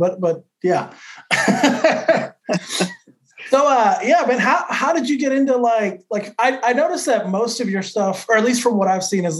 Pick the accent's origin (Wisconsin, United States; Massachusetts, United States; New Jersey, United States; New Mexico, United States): New Mexico, United States; moved away as an adult; also born or lived in California / Austin, Texas; growing up, I'm from New Mexico, right? New Mexico is not exactly known for like pizza and Italian food and shit.